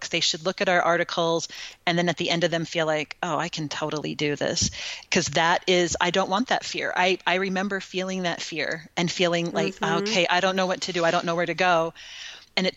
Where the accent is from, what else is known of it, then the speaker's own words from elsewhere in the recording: California, United States; moved away as an adult; also born or lived in Utah; now in Texas, United States; I grew up in California